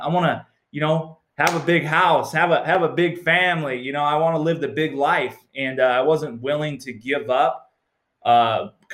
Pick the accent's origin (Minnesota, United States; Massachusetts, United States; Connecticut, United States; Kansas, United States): Minnesota, United States; I grew up Lutheran in Minnesota